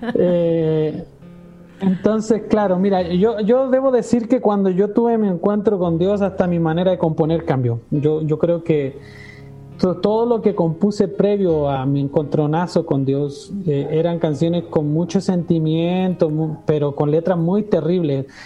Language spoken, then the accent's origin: Spanish; Chile; moved away as an adult; now in Puebla, Mexico; estando en mi país, en Chile, eh, nunca se me pasó por la cabeza irme de mi tierra